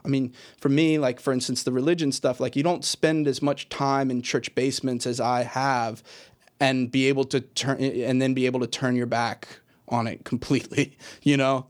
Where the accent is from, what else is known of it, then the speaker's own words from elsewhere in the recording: Richmond, Virginia, United States; I grew up in Richmond, Virginia, in kind of a southern inflected, you know, h, house and place